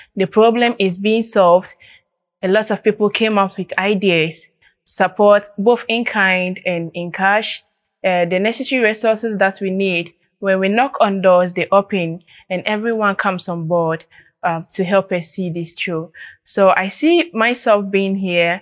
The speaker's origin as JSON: {"language": "English", "town": "Paga", "region": "Upper East", "country": "Ghana", "said": "I'm from Ghana, Upper East Region, specifically Paga, a remote community in the Upper East Region of Ghana."}